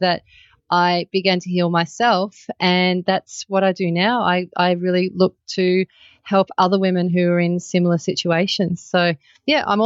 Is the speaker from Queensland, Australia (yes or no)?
no; Melbourne, Victoria, Australia; now in Byron Bay, Australia; I'm originally from Melbourne and I live near Byron Bay now.